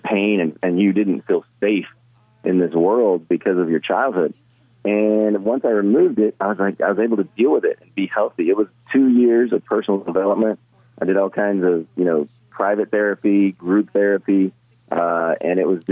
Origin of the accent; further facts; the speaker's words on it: Midwest, United States; I grew up in the Midwest